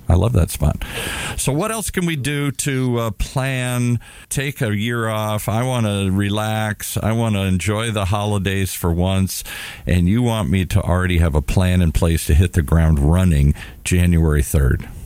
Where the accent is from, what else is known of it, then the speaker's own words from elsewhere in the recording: Detroit, Michigan, United States; also born or lived in Minnesota; Detroit, where I spent most of my youth uh, after we moved from Minnesota